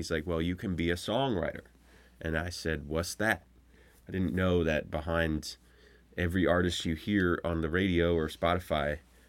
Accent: Pennsylvania, United States; I grew up in Pennsylvania.

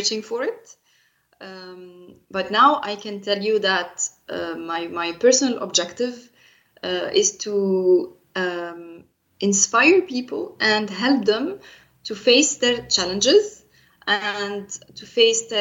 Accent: Egypt; moved away as an adult; now in Luxembourg; in my native country, which is Egypt

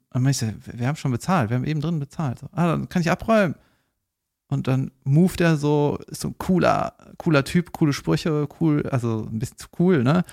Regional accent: Cologne, North Rhine-Westphalia, Germany; sage ich jetzt als Kölner

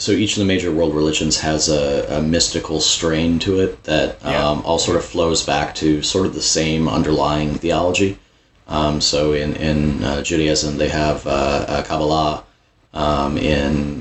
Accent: Texas, United States; growing up in Texas

